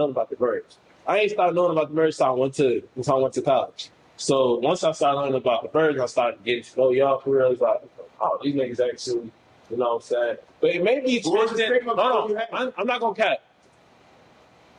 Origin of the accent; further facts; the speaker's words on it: United States; I'm from Northside, I'm Ghanaian